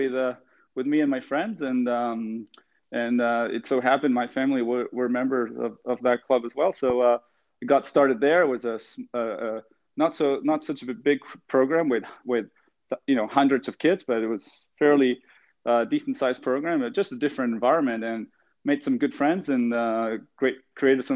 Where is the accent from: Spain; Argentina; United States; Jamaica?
Argentina; now in Halifax, Canada; so I grew up in Argentina in a, I would say a sailing family